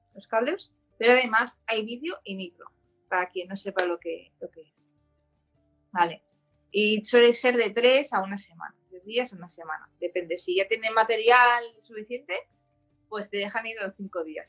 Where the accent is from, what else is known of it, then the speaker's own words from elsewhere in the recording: Barcelona, Catalonia, Spain; also born or lived in Germany; soy de Barcelona